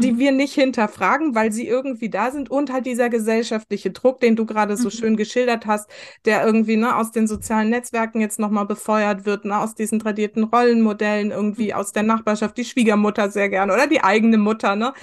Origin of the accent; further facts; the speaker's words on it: West Germany, Germany; ich bin im Westen groß geworden